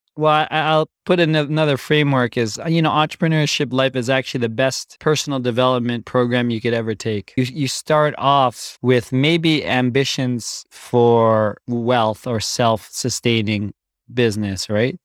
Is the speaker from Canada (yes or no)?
yes; Canada; I grew up born and raised in Canada